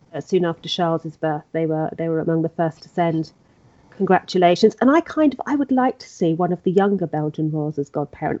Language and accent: English; England, United Kingdom; I'm English.